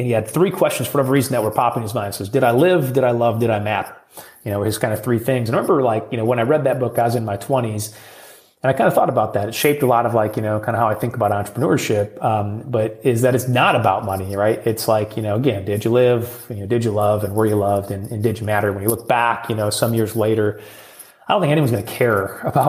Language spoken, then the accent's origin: English; Midwest, United States; being a Midwesterner. You know, they call us Midwest nice